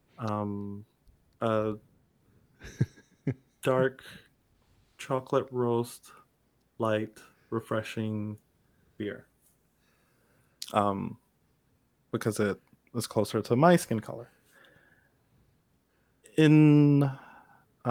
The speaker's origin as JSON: {"language": "English", "town": "Kingston", "country": "Jamaica", "moved": "yes", "said": "I'm originally from Kingston, Jamaica"}